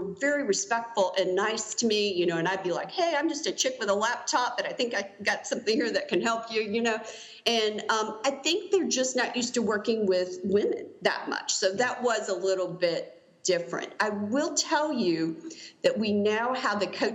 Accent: the South, United States; I'm from the South, and, you know, football's just a part of life here

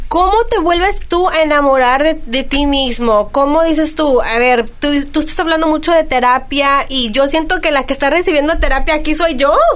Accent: Mexico; como buena mexicana

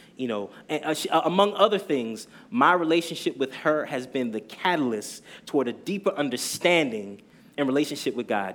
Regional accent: New Jersey, United States; moved away as an adult; now in Brooklyn, United States; So I have to mention that I was raised in Jersey

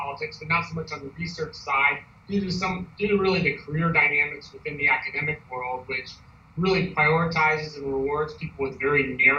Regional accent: St. Louis, Missouri, United States; moved away as an adult; also born or lived in New Orleans, Louisiana / Ann Arbor, Michigan; I grew up in St. Louis, Missouri

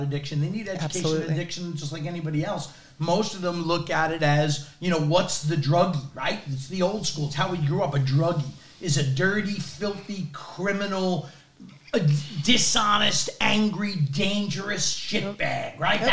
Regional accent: New York, United States; I happen to also be a Staten Island boy, born and raised

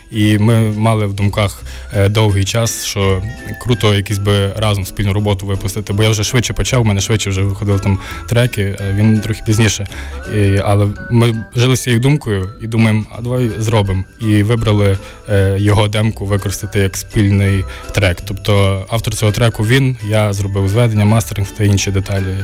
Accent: Kalush, Ivano-Frankivsk Oblast, Ukraine; now in Lviv, Ukraine; Так насправді дійсно багато дуже артистів з Калуша. Ну і тим більше я теж з Калуша, бо я у Львові живу

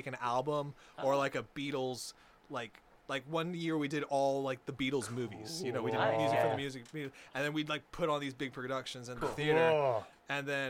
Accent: Huntington Beach, California, United States; also born or lived in Anaheim; But I grew up in Huntington, on the border

